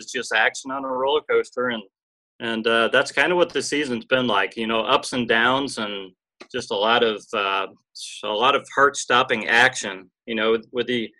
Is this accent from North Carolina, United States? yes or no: no; Cleveland, Ohio, United States; also born or lived in Columbus, Ohio; now in Dayton, United States; I was born in Cleveland. I've lived in Ohio my whole life. I was born in Cleveland, moved to Columbus, back to Cleveland, and now I live in Dayton, Ohio